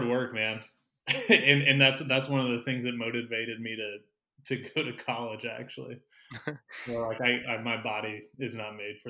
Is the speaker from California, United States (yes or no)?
no; Carmel, Indiana, United States; I'm from Carmel, Indiana, a north suburb of Indianapolis.